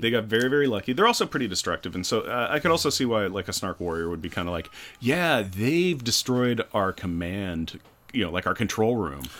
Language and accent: English; United States; I'm an American